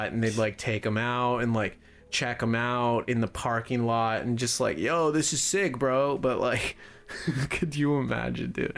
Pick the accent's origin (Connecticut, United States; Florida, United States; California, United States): Connecticut, United States; moved away; Back in Connecticut, when I grew up in Connecticut, we went to a school that was, like, an hour away from where we lived.